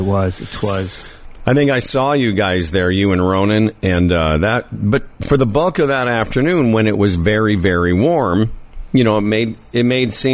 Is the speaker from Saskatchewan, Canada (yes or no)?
yes; Saskatchewan, Canada; moved away as an adult; also born or lived in southern Ontario; now in Ontario, Canada; I come from Saskatchewan where the winters are way colder